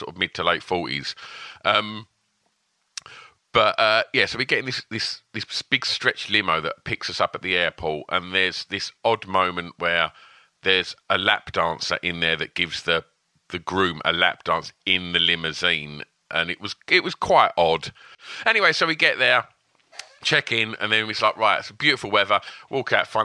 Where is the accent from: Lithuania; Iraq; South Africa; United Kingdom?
United Kingdom; Essex, East of England; accent: Essex; I presume most people would have guessed from my accent that I'm from Essex